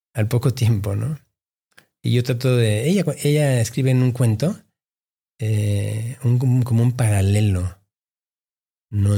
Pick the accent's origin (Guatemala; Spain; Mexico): Mexico; Mexico City; also born or lived in Peru / Boston / New York; llegué a México a los ocho o 9 años. ¿no? Y, em, y toda mi formación, mi crianza es, eh, es mexicana, ¿no? Yo eh, me crié en la colonia San Angelín.